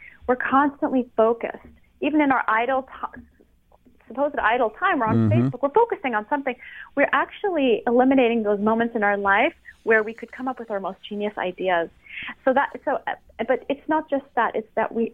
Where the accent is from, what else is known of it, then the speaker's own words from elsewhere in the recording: France; now in United States; I'm from France originally.